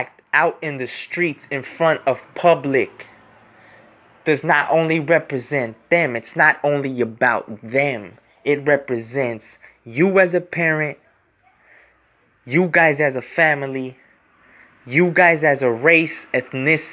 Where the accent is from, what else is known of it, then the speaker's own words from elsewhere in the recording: California, United States; I was born here in California.